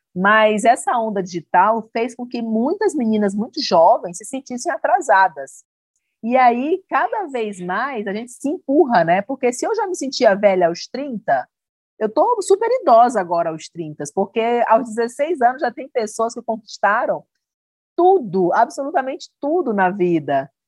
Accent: Northeast Region, Brazil; accent: nordestino; esse nosso sotaque lindo

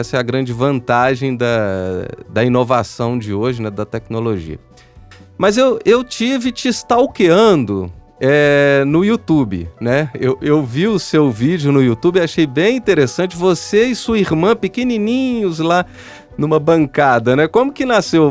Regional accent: São João del-Rei, Minas Gerais, Brazil; Eu sou de São João Del Rei, que é a cidade da Maria Fumaça

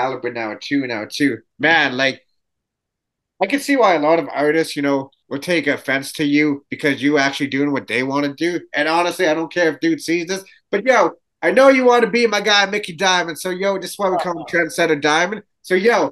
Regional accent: Canada; me being Canadian

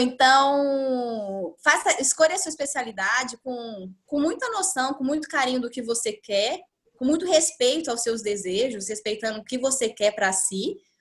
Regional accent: Uberaba, Minas Gerais, Brazil; moved away as an adult; now in Ribeirão Preto, Brazil; eu sou de Uberaba, era uma coisa que era legal pra mim. Ficar próximo da minha família

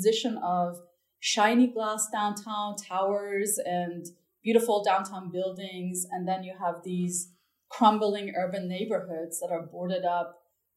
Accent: Tehran, Tehran Province, Iran; moved away; I grew up in Tehran, which is the capital city of Iran

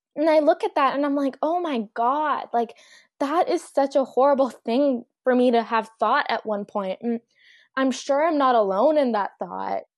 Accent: Mississauga, Ontario, Canada; also born or lived in Pakistan; I grew up in Mississauga, which is quite diverse

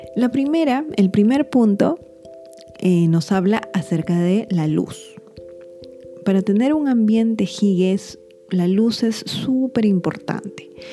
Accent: Lima, Peru; en mi país, en Lima, Perú

